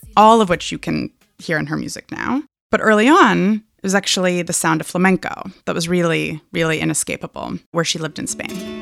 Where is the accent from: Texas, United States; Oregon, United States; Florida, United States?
Oregon, United States; Hood River; I'm in my hometown of Hood River, Oregon